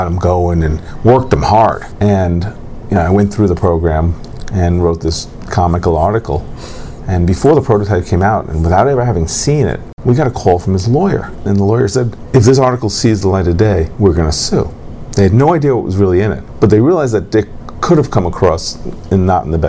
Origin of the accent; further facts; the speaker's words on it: New York City, New York, United States; I was born in New York City